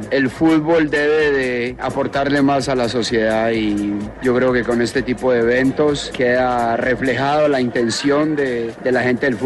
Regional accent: Colombia; moved away as an adult; now in Mexico; como colombiano y obviamente por el amor que le tengo al país

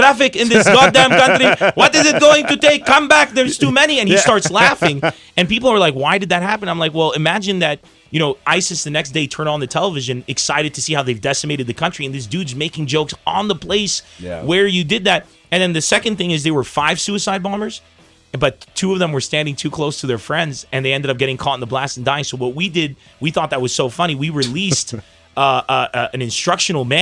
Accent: San Diego, California, United States; moved away; also born or lived in Lebanon; I come from San Diego

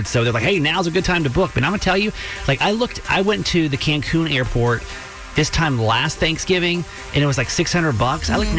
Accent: Georgia, United States; moved away; also born or lived in Florida / California; I grew up in Georgia.

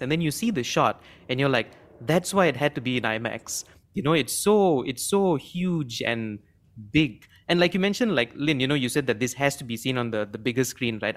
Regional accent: Malaysia; as Malaysian

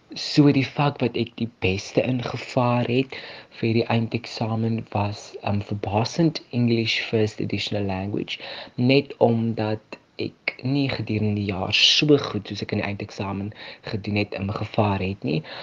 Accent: Ebenezer, Western Cape, South Africa; ek is van Ebenezer, 'n baie klein dorpie so 30 km buitekant Vredendal.

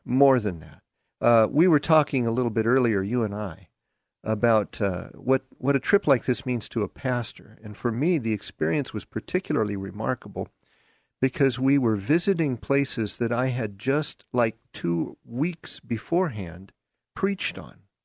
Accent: Seattle, Washington, United States; accent: Seattle; also born or lived in Derby, Kansas; I grew up in, uh, Seattle

